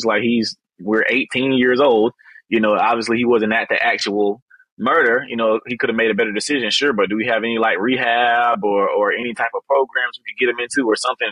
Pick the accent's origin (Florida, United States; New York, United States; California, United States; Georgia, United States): Georgia, United States; Albany; born and raised in Albany, graduated from Westover High School here in Albany when I was 17